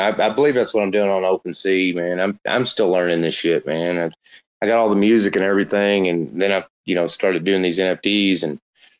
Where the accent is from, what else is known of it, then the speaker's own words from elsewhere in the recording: Louisville, Kentucky, United States; Kentucky. Louisville. Louisville.